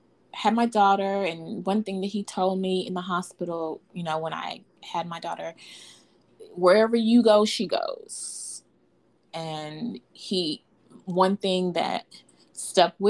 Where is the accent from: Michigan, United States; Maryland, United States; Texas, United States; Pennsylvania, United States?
Texas, United States; Fort Worth; I was born and raised in Fort Worth, Texas. Mm-hmm. I've never lived anywhere else